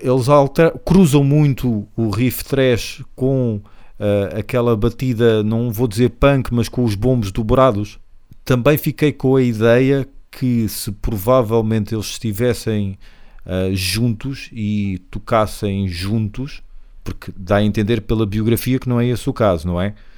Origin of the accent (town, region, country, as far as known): Portugal; accent: Portuguese